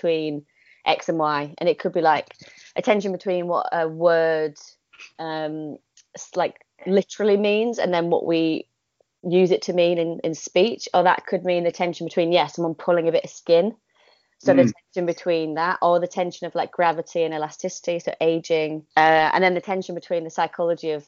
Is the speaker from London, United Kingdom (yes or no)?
no; Yorkshire and the Humber, United Kingdom; moved away; also born or lived in Oxford; I was born in Yorkshire, so that is relevant in a way. Partly because I'm quite, I feel like that is important to me to be a northerner.